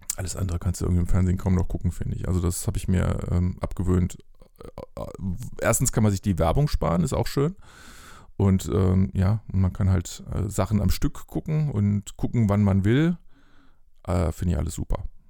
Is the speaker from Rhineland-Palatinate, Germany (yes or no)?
yes; Bingen am Rhein, Rhineland-Palatinate, Germany; moved away; in Bingen aufgewachsen am Rhein, mhm. äh, nahe Mainz